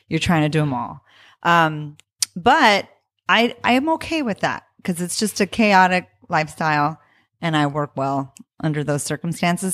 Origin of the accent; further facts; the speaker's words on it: Tucson, Arizona, United States; also born or lived in New York; now in Los Angeles, United States; I'm from Tucson, Arizona, Mexicana from Tucson, Arizona